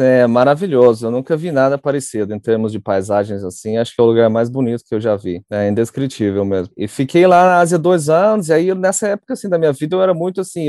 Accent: Uberaba, Minas Gerais, Brazil; moved away as an adult; also born or lived in Cape Town, South Africa; eu nasci em Uberaba, né, no interior de Minas. Cresci, tenho dois irmãos mais novos

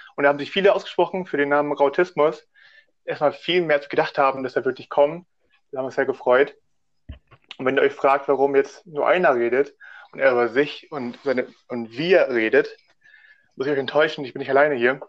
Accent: Hamburg, Germany; Ich komme sogar aus Hamburg. Der einzige der Runde, der wirklich aus Hamburg kommt und da auch lebt

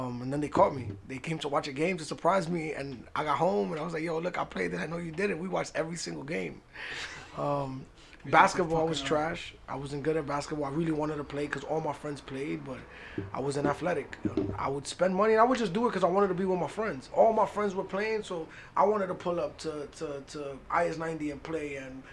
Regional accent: New York City, New York, United States; I'm from the Heights, born and raised.

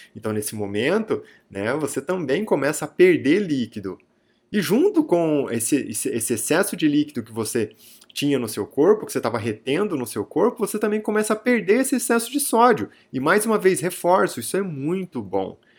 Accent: near Araraquara, interior of São Paulo, Brazil; Araraquara é muito próximo aqui é, da minha cidade natal, né, Araraquara, é o interior de São Paulo

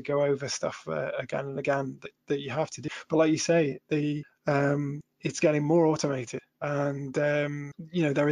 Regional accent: Shropshire Hills, West Midlands, United Kingdom; I grew up in the Shropshire Hills

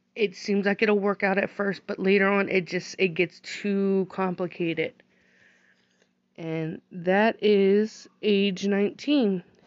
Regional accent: United States; I was born here in America

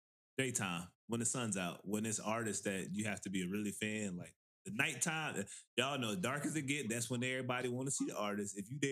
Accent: the South, United States; moved away; also born or lived in the West (US); we're all from the South.

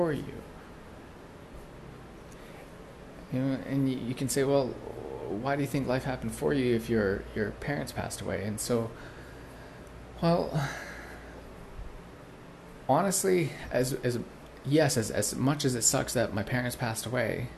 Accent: Prince George, British Columbia, Canada; moved away as an adult; also born or lived in Bali; I came back to this town, which was my hometown

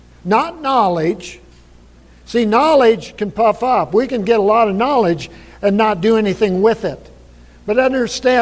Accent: Buffalo, United States; I grew up in Buffalo and grew up on the ranch.

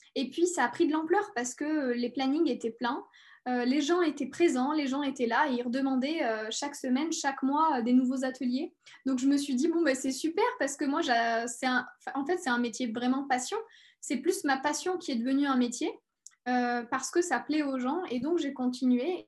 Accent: near Clermont-Ferrand, Auvergne-Rhône-Alpes, France; also born or lived in Paris; je suis née à Paris et, euh, j'ai vécu à côté de Clermont-Ferrand, donc, euh, en Auvergne. Et donc, j'ai grandi

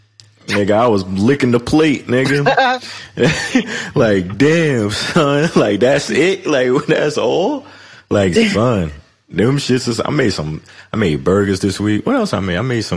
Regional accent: Detroit, Michigan, United States; I'm from Detroit. I tell her all

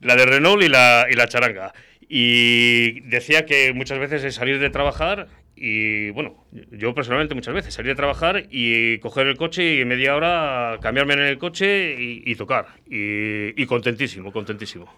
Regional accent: Valladolid, Castile and León, Spain; somos muy de Castilla, de Valladolid

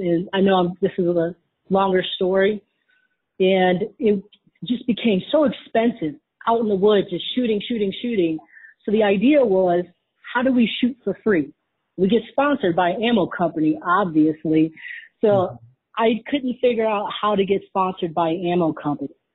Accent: Wisconsin, United States; I grew up in Wisconsin

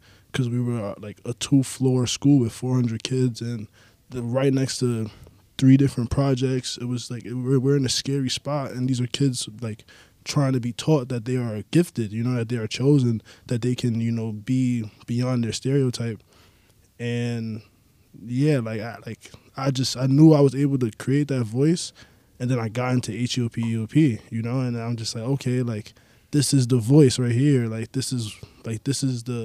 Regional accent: New York City, New York, United States; I'm from the Bronx

